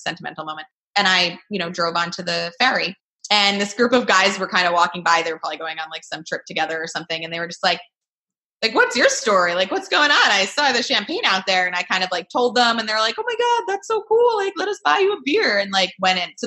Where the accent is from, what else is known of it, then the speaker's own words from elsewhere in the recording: New York, United States; New York, wow, which is my home state